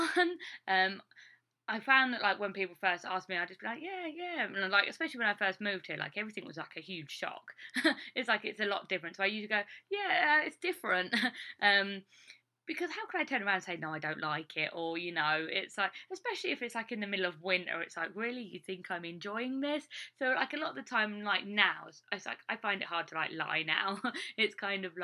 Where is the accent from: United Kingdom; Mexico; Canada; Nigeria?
United Kingdom; Essex, East of England; moved away as an adult; now in Iowa, United States; I'm from Essex, you find the people haven't heard of Essex at all. So if I just say, oh, I'm just outside of London, which is true, it's like I'm like a 45-minute train ride away from London. So, I mean, it is very close to where I grew up